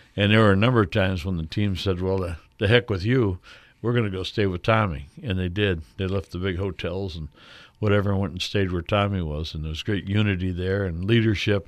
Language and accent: English; Ottawa, Illinois, United States; my hometown, Ottawa, Illinois